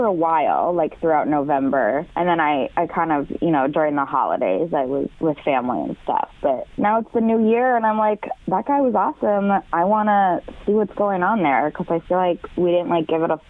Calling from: Beaver Creek, United States; I'm calling from Beaver Creek.

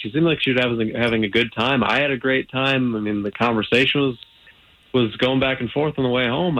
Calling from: Ocoee, Florida, United States

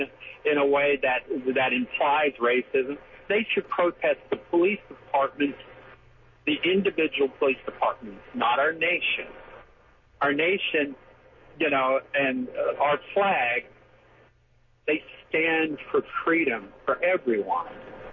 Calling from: Jacksonville, Florida, United States; I'm at Blount Island, out working this morning.

